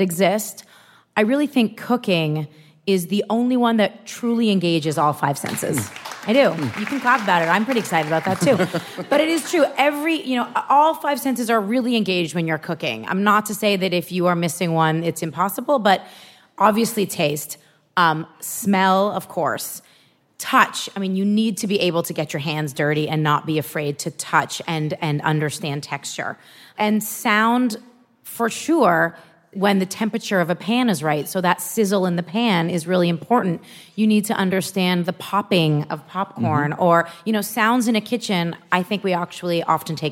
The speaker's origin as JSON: {"language": "English", "country": "Canada", "said": "I'm Canadian."}